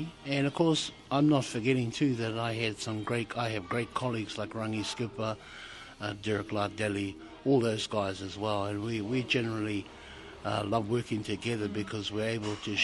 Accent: Tolaga Bay, Gisborne, New Zealand; I grew up in Tolaga Bay at a little community outside of Tolaga Bay called Mangatuna, and Tokumara Bay.

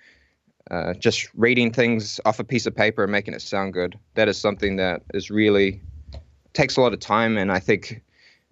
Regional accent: Whanganui, Manawatū-Whanganui, New Zealand; moved away as an adult; also born or lived in Auckland; now in Lower Hutt, New Zealand; I'm actually originally from Whanganui

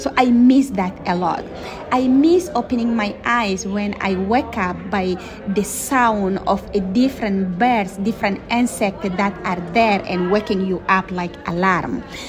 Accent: Chad; I'm from an indigenous community that call it Mbororo Pastoralis. I am from Erawan Lake, Chad.

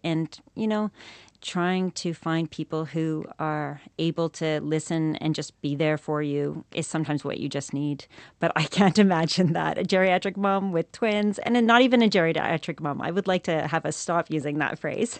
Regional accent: Canada; moved away as an adult; now in New Zealand; I'm from Canada originally

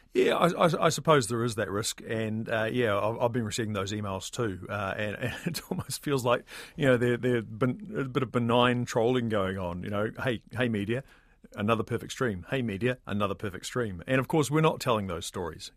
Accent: New Zealand; a New Zealander

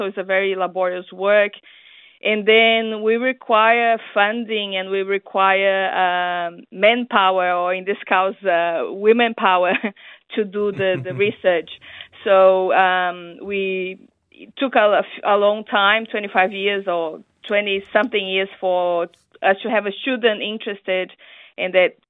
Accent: Brazil; English is a second language; moved away as an adult; now in New Zealand; I came from Brazil to New Zealand to work with him

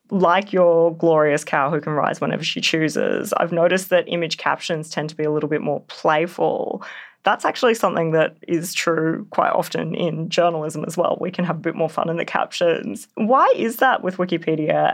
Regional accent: Canberra, Australian Capital Territory, Australia; my hometown in Canberra

